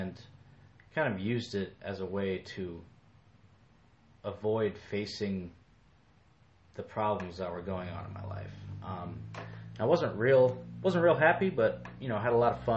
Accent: Davenport, Iowa, United States; moved away as an adult; also born or lived in Colorado; I was born in 1988 in Davenport, Iowa. I grew up loving the outdoors

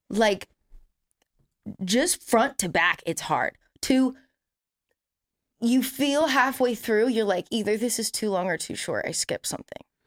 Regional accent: California, United States; I have literally never lived anywhere else.

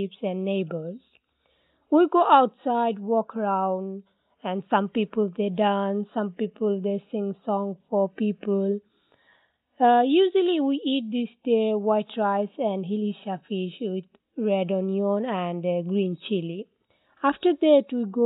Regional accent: Bangladesh; English is a second language; now in Newcastle, United Kingdom; I'm from Bangladesh.

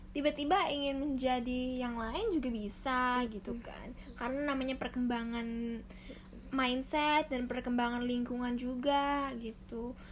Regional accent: Jakarta, Indonesia; saya orang Jakarta.

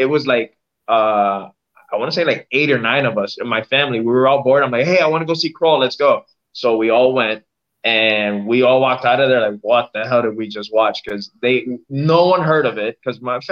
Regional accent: Miami, Florida, United States; I was born and raised in Miami

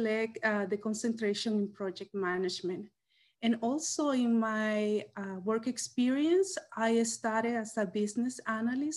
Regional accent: El Salvador; moved away as an adult; now in Washington, United States; I came from El Salvador with a background in economics

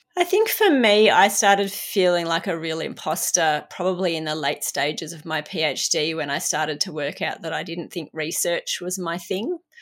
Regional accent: Australia; In Australia, it was the tall poppy syndrome. We're brought up, you never big note yourself

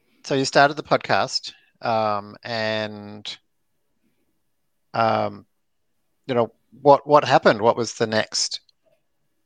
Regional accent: Melbourne, Victoria, Australia; moved away as an adult; also born or lived in San Francisco; I growing up in Melbourne

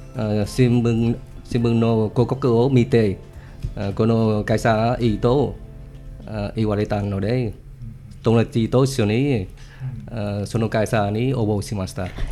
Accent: Vietnam; Japanese is a second language; moved away; ベトナムから来ました。

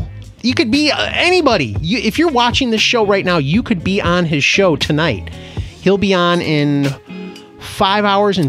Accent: United States; because I'm American.

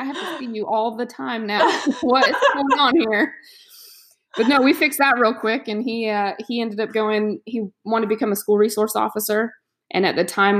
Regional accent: Florida, United States; I'm from Florida, born and raised here, not in the county I'm living

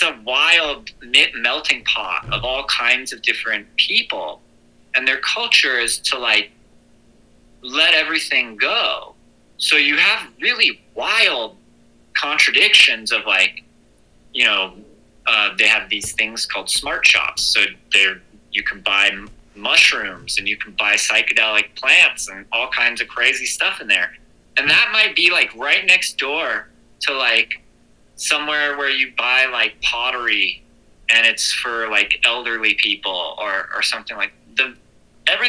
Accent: United States

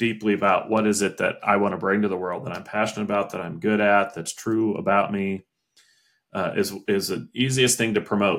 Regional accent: Indiana, United States; moved away; also born or lived in Washington, District of Columbia, United States; my home state, Indiana

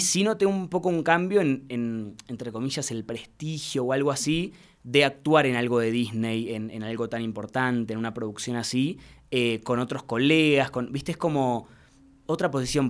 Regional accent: Mar del Plata, Buenos Aires Province, Argentina; now in Buenos Aires, Argentina; yo soy de Mar del Plata, que es una ciudad eh, cerquita de, Buenos Aires

